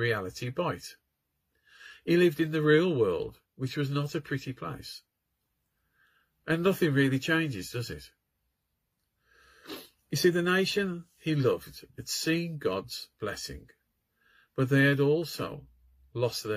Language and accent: English; United Kingdom